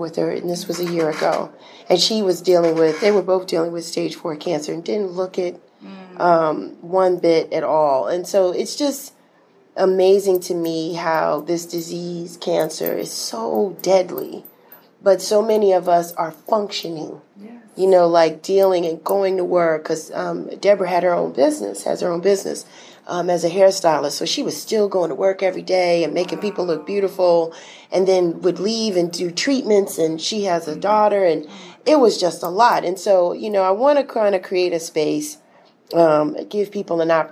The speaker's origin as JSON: {"language": "English", "region": "New York", "country": "United States", "moved": "yes", "lives_now": "Atlanta, United States", "said": "I'm from New York"}